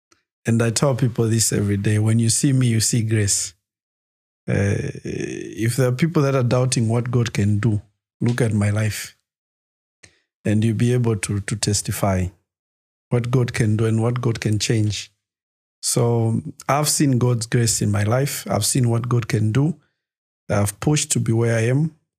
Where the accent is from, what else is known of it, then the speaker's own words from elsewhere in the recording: Lusaka, Lusaka Province, Zambia; Lusaka Garden.